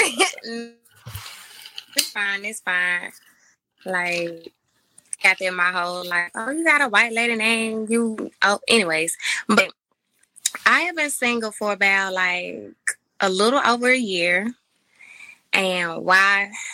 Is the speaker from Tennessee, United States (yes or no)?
yes; Memphis, Tennessee, United States; I'm from Memphis. Um, born and raised